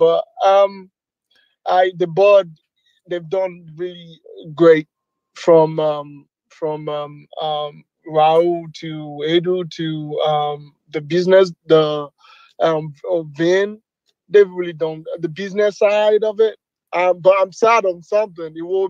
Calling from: Naperville, Illinois, United States; Yeah, I'm calling from Naperville, Illinois, United States.

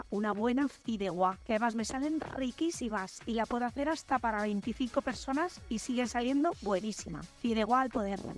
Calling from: Asturias, Spain; Hola, buenas tardes soy … de Asturias.

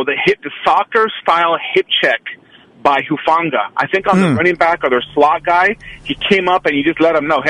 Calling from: Oakland, California, United States; Good morning, this is … from Oakland.

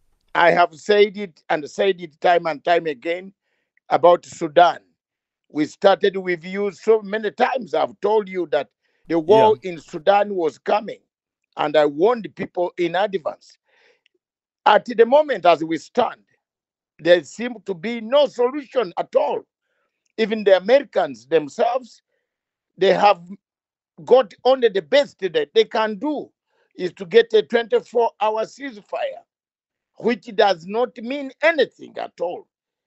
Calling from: London, United Kingdom; I am joining you from London, the capital city of United Kingdom, and not Nairobi.

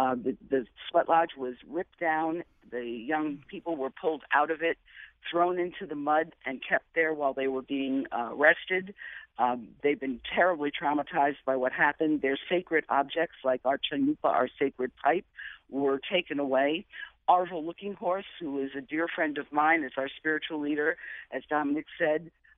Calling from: Cheyenne River, South Dakota, United States; I'm calling from Cheyenne River, where I serve continuously, although I am a Connecticut resident. I live in Glastonbury.

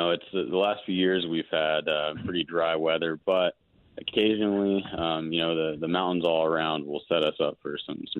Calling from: Denver, Colorado, United States; Yeah, you know, I'm actually up in Denver today, but I work out of the Durango office down Southwest Colorado.

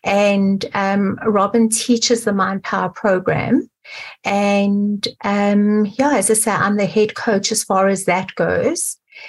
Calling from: Johannesburg, Gauteng, South Africa; So I'm calling from Johannesburg in South Africa.

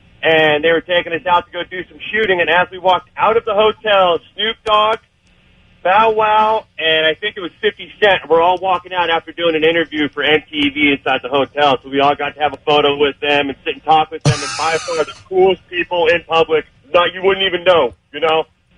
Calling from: Riverside, California, United States; from Riverside.

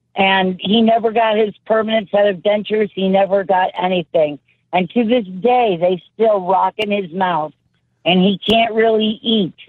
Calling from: St. Joseph, Missouri, United States; also born or lived in Illinois; I'm calling from St. Joe, Missouri

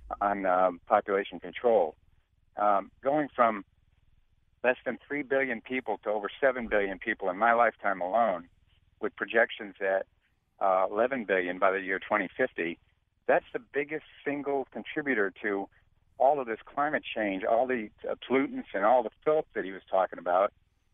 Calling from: Southbury, Connecticut, United States; Yes, I'm calling from Southbury.

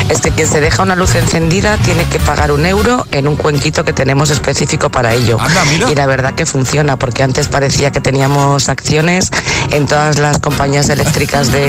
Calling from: Valencia, Valencian Community, Spain; Buenos días, Alejandra y José. … de Valencia

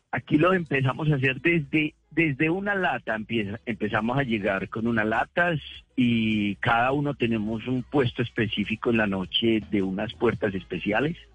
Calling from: Greenville, South Carolina, United States; Yo vivo acá en South Carolina, Greenville, South Carolina, en, Estados Unidos.

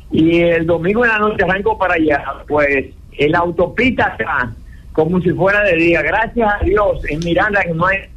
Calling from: New York, United States; de Nueva York.

